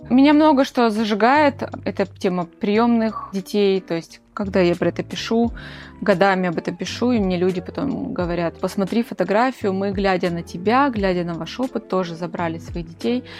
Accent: Krasnodar, Krasnodar Krai, Russia; Я из Краснодара

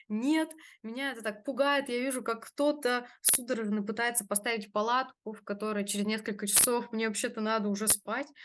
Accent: Russia; А вот эта вся заводская тематика, она у меня в крови, я сама из Нижнего

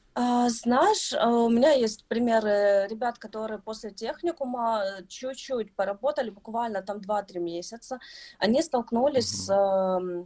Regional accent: Kyiv, Ukraine; я из Киева

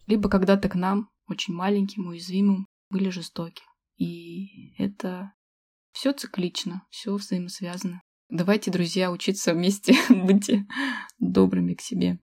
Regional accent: Achinsk, Krasnoyarsk Krai, Russia; moved away as an adult; also born or lived in Moscow; я была вынуждена вернуться в Ачинск, мой родной город, где я не жила уже 10 лет

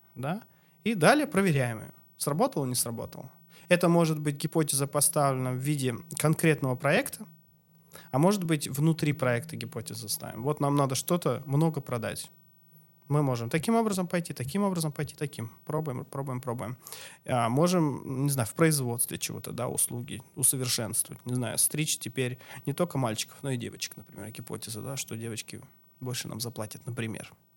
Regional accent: Chelyabinsk Oblast, Russia; moved away as an adult; also born or lived in Krasnodar Krai; now in Karelia, Russia; я сам родом с Челябинской области

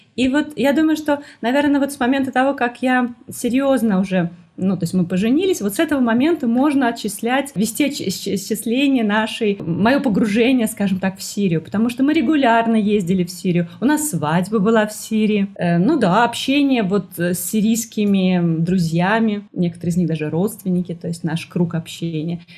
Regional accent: Moscow, Russia; moved away as an adult; also born or lived in Saint Petersburg; now in Damascus, Syria; мы переехали в Петербург, несмотря на то, что я из Москвы

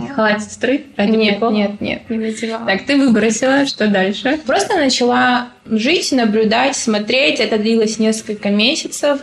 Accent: Dolinsky, Chechnya, Russia; also born or lived in Grozny; я вообще выросла в селе в Чеченском.

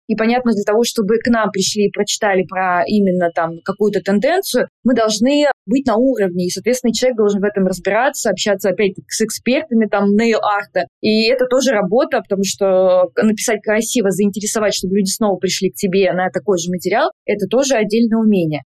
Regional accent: Volgograd, Volgograd Oblast, Russia; moved away as an adult; now in Moscow, Russia; Я из Волгограда и э, училась в Волгограде

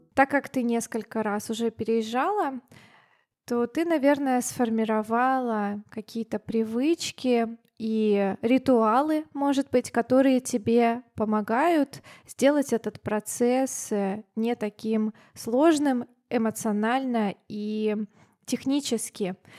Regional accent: Siberia, Russia; also born or lived in Thailand; я из Сибири

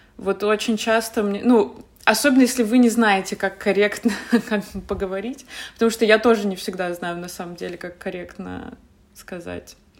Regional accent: Yekaterinburg, Sverdlovsk Oblast, Russia; moved away as an adult; also born or lived in Saint Petersburg / Moscow; я из Екатеринбурга, поэтому я сначала поехала в Питер

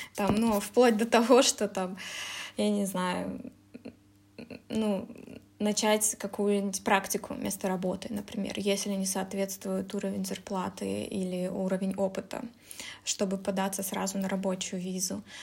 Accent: Kazakhstan; moved away as an adult; also born or lived in Russia; now in Germany; я э, сама родом из Казахстана, уехала в Россию учиться на международные отношения

